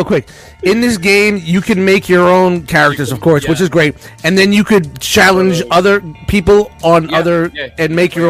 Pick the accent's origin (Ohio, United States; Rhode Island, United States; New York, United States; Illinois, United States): New York, United States; New York City; I'm from Brooklyn and I had limited schooling, all right?